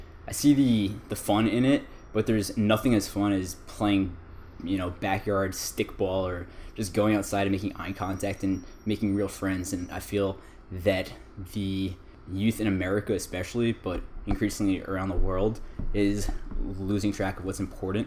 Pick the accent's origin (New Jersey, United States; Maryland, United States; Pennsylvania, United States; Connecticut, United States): New Jersey, United States; West Orange; moved away as an adult; also born or lived in Hawaii; now in California, United States; I grew up in West Orange, New Jersey, which is a typical suburban town in New Jersey